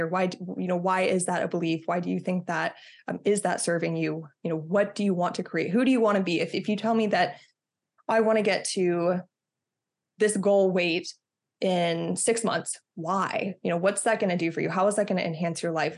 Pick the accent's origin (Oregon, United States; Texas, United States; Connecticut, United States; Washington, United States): Texas, United States; moved away; I'm from Texas originally